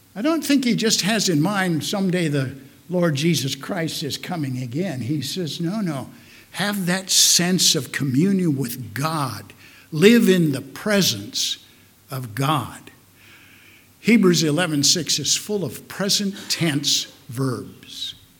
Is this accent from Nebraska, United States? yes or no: yes; Omaha, Nebraska, United States; also born or lived in Carter Lake, Iowa; I grew up in Omaha, Nebraska. Well, actually, as many of you know, Carter Lake, Iowa, which is an integral part of Omaha, Nebraska